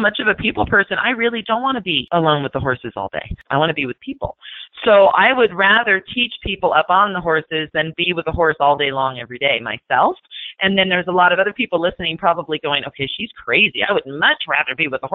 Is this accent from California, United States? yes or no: yes; Fullerton, California, United States; I grew up in Southern California in a town called Fullerton.